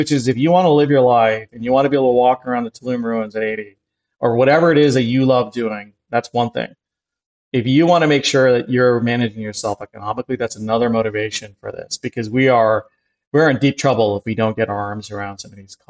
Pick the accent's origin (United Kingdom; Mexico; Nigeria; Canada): Canada; now in New York City, United States; I grew up in Canada